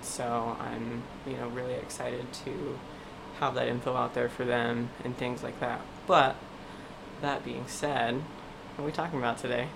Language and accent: English; East Coast, United States; moved away; growing up on the East Coast